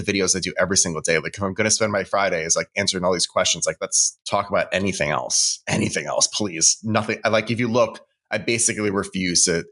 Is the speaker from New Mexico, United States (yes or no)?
no; Westchester, New York, United States; now in Brooklyn, United States; I grew up in Westchester